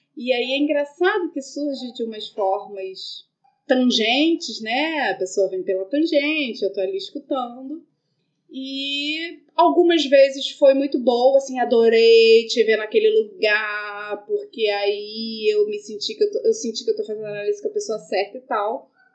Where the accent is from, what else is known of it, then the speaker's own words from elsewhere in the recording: Rio de Janeiro, Brazil; also born or lived in Lapa, Rio de Janeiro; A gente é do Morro de São Carlos, e Estácio, a primeira escola de samba do mundo